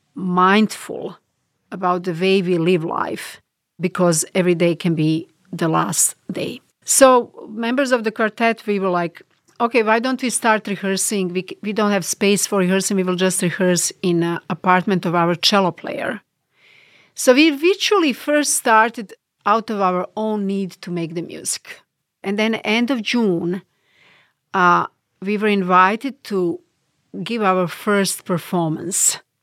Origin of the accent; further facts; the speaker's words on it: Bosnia & Herzegovina; English is a second language; moved away as an adult; in Bosnia, religions are enriched by each other, meaning uh, we all live in neighborhoods where people from other religions are our first neighbors. And we grew up knowing their religious customs.